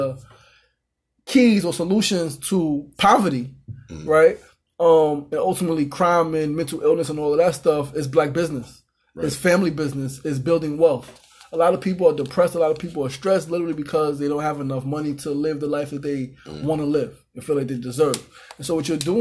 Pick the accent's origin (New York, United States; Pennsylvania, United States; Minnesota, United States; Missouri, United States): New York, United States; New York City; we're both from Queensbridge